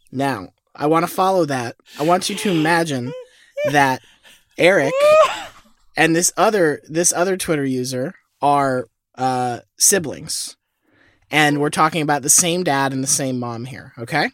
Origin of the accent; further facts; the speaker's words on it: Florida, United States; I was born in Florida